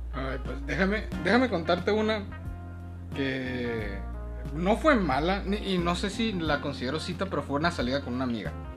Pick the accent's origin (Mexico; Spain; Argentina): Mexico; Mexicali, Baja California; born or raised there; also born or lived in Sinaloa